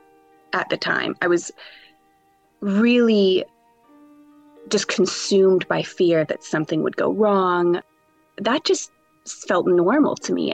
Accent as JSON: {"language": "English", "country": "Canada", "also_born_or_lived": "Vancouver", "moved": "as an adult", "lives_now": "Newcastle upon Tyne, United Kingdom", "said": "I'm Canadian."}